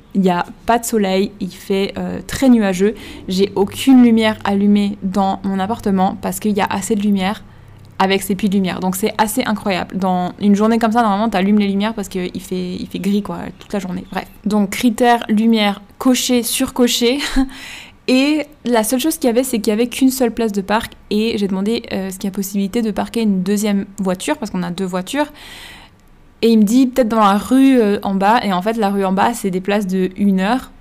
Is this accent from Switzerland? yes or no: yes; Switzerland; moved away; Quand on vient de Suisse